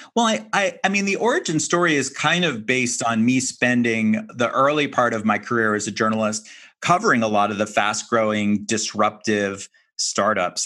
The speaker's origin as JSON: {"language": "English", "town": "Miami", "region": "Florida", "country": "United States", "tie": "born or raised there", "also_born_or_lived": "San Francisco", "said": "my hometown of Miami"}